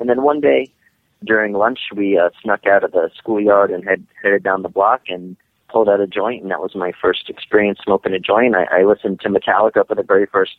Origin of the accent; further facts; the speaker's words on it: New York, United States; growing up in New York